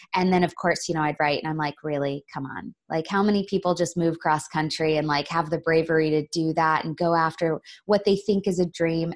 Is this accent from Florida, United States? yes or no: yes; Florida, United States; I grew up in Florida